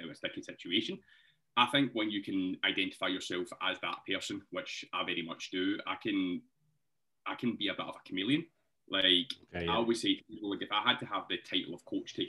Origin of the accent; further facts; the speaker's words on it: Scotland, United Kingdom; accent: Scottish; the Scottish accent